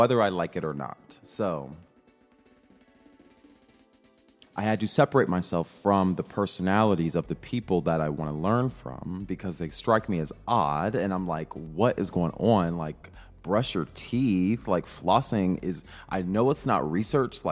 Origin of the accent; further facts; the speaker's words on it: rural Midwest, United States; I'm a Midwesterner, you know, very normal. I talk, my proximity to whiteness is pretty close because I grew up in just a more conservative rural part of the Midwest